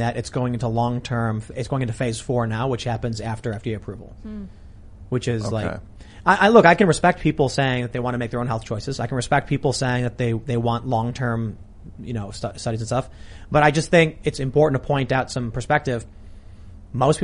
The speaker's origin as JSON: {"language": "English", "town": "Chicago", "region": "Illinois", "country": "United States", "moved": "yes", "said": "I'm from Chicago"}